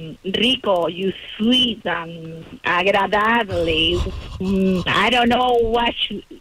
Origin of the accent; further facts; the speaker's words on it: Lima, Peru; English is a second language; moved away; I'm from Lima.